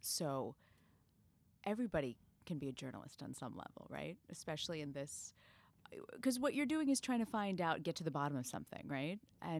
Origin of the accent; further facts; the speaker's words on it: Tampa, Florida, United States; So I grew up in Tampa, Florida. And as you mentioned, my family, we're Malayali. My mom has 7 brothers and sisters who live within like a 5-mile radius in Tampa.